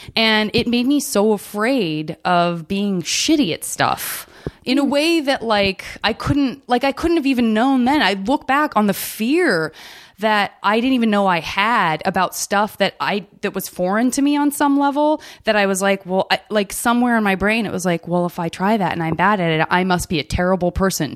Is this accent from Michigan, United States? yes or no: no; Arizona, United States; I'm from Arizona